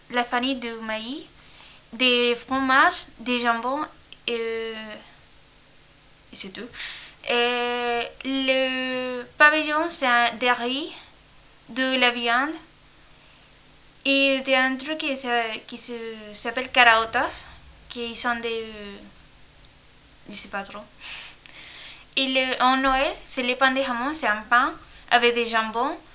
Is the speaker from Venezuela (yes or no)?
yes; Cagua, Aragua, Venezuela; French is a second language; now in France; Je viens de Venezuela. Et dans quelle ville Dans une ville qui s'appelle Kawa, dans le régime de Arawa. Et quand est-ce que tu es venue en France Depuis un année, en août de l'année dernière.